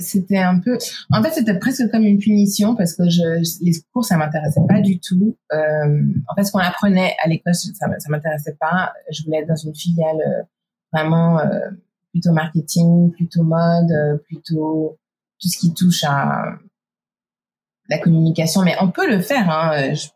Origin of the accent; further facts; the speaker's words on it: Geneva, Switzerland; moved away as an adult; now in United States; j'ai grandi à Genève, mais par contre, je suis née aux États-Unis